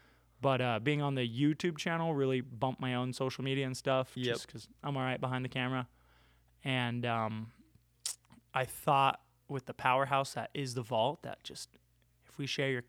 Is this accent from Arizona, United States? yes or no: yes; Arizona, United States; Yeah, I grew up in Arizona.